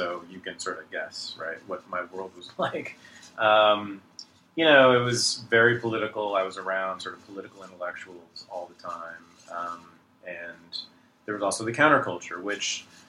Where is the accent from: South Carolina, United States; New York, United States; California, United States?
California, United States; Berkeley; I was born in Berkeley, California, in 1965.